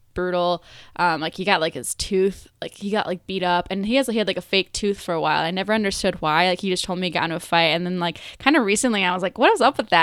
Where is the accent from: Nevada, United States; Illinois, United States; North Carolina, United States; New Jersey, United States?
Illinois, United States; Buffalo Grove; also born or lived in Vernon Hills / Mundelein; I grew up in northwest suburbs.